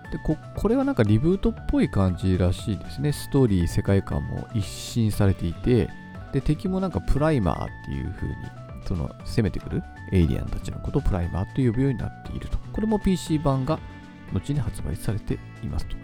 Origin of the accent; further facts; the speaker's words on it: Kitami, Hokkaido, Japan; now in Sapporo, Japan; 私があの生まれ育った北見市っていうところ